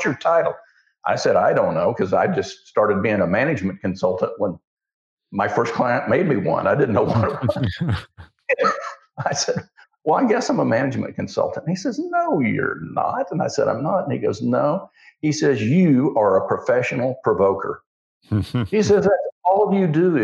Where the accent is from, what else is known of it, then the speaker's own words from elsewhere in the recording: Osage County, Oklahoma, United States; I grew up in Osage County